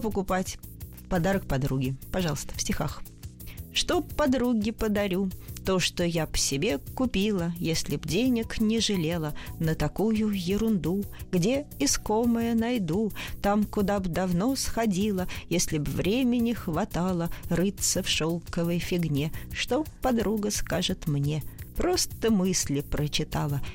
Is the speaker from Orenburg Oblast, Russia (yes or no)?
no; Moscow, Russia; я москвичка, родилась в Москве